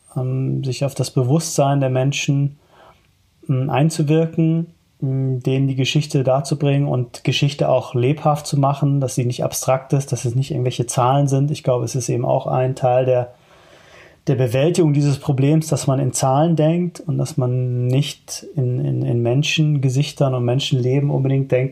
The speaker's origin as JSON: {"language": "German", "country": "Germany", "said": "Ich bin sehr happy damit, äh, Deutsche zu sein."}